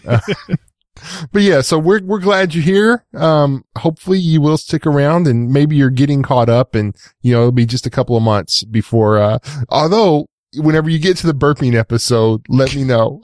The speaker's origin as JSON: {"language": "English", "region": "East Texas", "country": "United States", "said": "I'm from East Texas"}